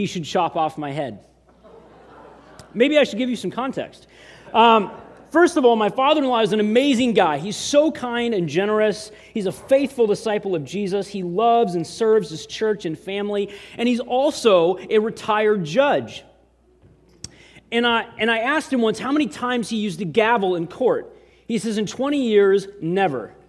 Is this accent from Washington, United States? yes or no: yes; Eatonville, Washington, United States; moved away; also born or lived in San Diego, California; I'm originally from Eatonville, Washington, but we came here from San Diego